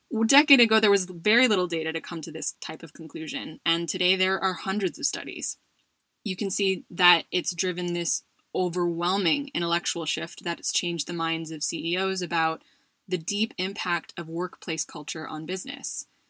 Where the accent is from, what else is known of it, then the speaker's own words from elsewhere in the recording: United States; My home country of the US